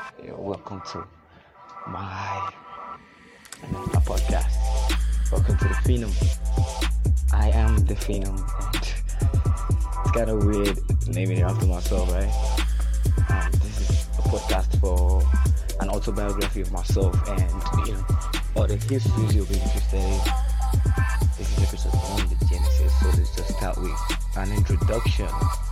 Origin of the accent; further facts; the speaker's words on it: Oyo, Nigeria; I'm 19. I am from Oyo State, Nigeria.